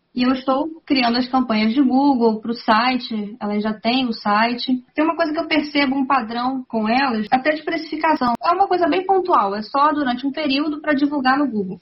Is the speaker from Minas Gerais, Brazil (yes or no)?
no; Itaguaí, Rio de Janeiro, Brazil; Itaguaí. É no Rio de Janeiro